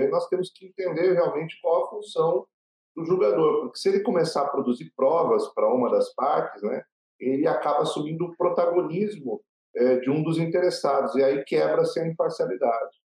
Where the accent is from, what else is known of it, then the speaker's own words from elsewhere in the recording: Paraná, Brazil; eu sou filho de catarinenses, né? porém nasci no Paraná